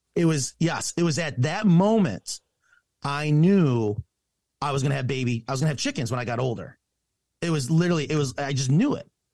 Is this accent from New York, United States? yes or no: yes; Clifton Springs, New York, United States; a little town called Clifton Springs, and I'm telling you, when I say small town, we didn't have a street light